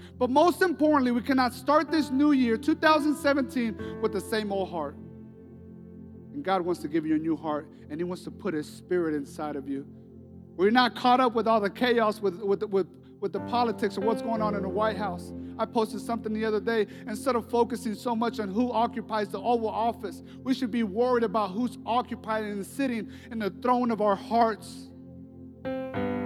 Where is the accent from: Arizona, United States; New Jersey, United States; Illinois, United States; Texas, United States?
Texas, United States; moved away as an adult; I'm from Texas. I just moved with my family to help start Journey Church less than a year ago